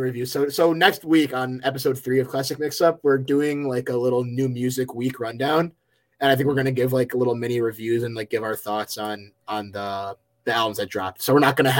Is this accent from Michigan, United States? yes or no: yes; Detroit, Michigan, United States; moved away; we're from Metro Detroit area, but now I live nowhere near